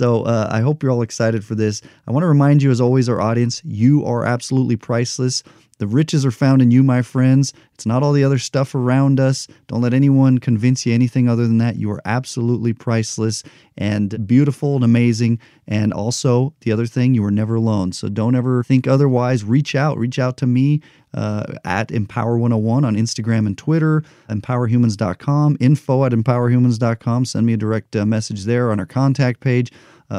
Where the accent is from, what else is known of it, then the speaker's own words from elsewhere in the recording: Albuquerque, New Mexico, United States; now in Las Vegas, United States; Albuquerque, my hometown